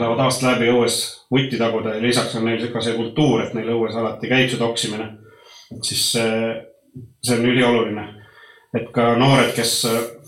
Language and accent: Estonian; Põltsamaa, Jõgeva County, Estonia; moved away; also born or lived in Norway / Sweden; mina olen sündinud, sündinud ja kasvanud Põltsamaal